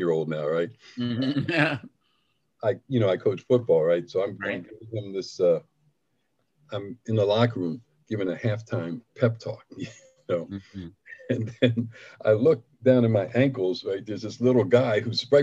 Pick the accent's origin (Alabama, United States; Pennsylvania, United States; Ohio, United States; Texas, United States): Pennsylvania, United States; Philadelphia; moved away as an adult; also born or lived in New Hampshire; I grew up in Philly